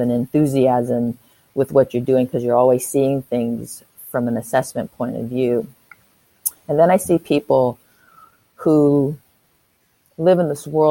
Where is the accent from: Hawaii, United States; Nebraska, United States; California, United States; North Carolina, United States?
California, United States; San Francisco; moved away as an adult; now in Auckland, New Zealand; I live in Auckland, New Zealand. I'm an expat from San Francisco, California